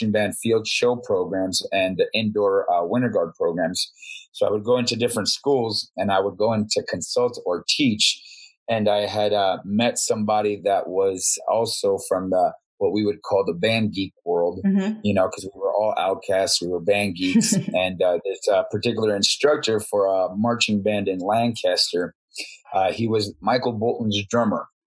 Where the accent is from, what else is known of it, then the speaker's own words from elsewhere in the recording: Bogotá, Colombia; now in Las Vegas, United States; I grew up in Bogota, Colombia